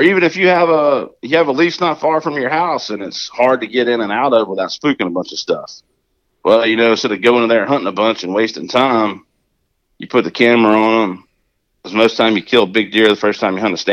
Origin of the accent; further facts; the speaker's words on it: Pitkin, Louisiana, United States; I'm from Pitkin. We had to drive 30 minutes to get to the grocery store growing up